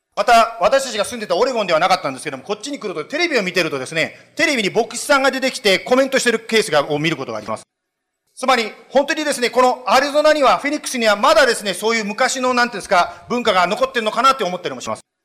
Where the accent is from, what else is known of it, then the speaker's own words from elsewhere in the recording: Japan; moved away as an adult; now in United States; 私ももちろん日本で育ったわけですけども